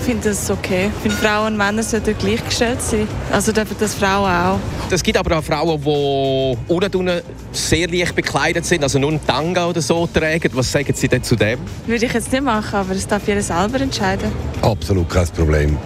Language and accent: German; Switzerland; bei uns in der Schweiz